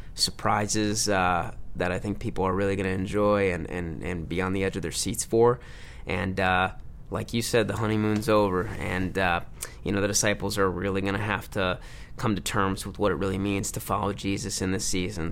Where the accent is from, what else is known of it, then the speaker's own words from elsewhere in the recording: Livonia, Michigan, United States; moved away; my hometown, Livonia, Michigan